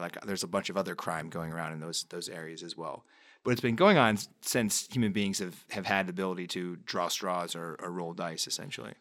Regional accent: upstate New York, United States; I grew up in a town in upstate New York that was pretty much in the middle of the state

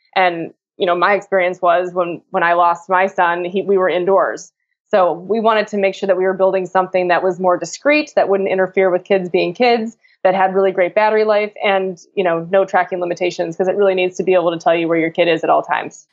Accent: Chicago, Illinois, United States; I'm from Chicago.

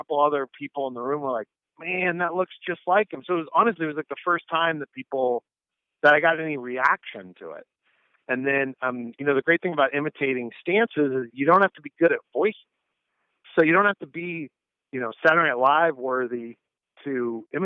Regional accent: Northern California, United States; also born or lived in Syracuse; I grew up in Northern California

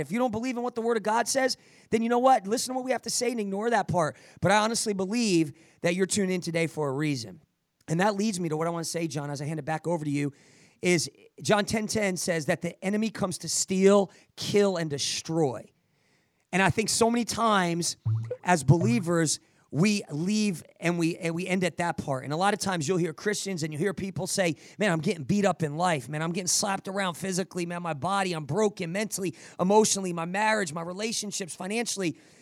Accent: New Jersey, United States; I'm Italian. I'm from Jersey.

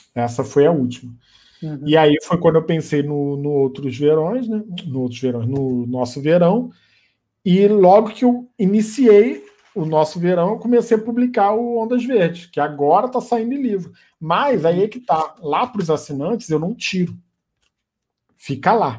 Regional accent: Niterói, Rio de Janeiro, Brazil; Eu sou do Rio, de Niterói

